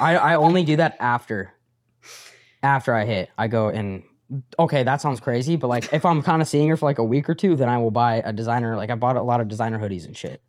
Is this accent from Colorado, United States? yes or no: yes; Colorado, United States; born or raised there